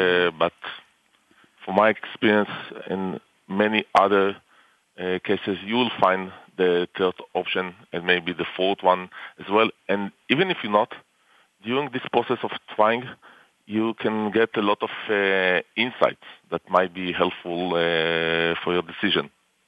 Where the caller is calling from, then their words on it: Tel Aviv District, Israel; I'm calling from our offices in near Tel Aviv.